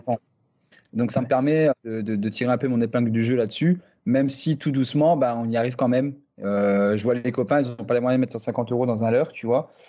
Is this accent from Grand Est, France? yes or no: yes; near the Luxembourg border, Grand Est, France; je viens du nord-est de la France, euh, côté euh, frontière luxembourgeoise, pêcheur passionné depuis euh, la poussette, hein. j'ai grandi au bord de l'eau clairement